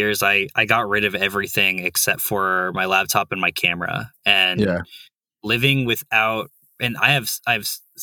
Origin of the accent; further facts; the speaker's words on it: Bay Area, California, United States; moved away as an adult; also born or lived in San Francisco; now in New York, United States; I grew up in the Bay Area, like that area.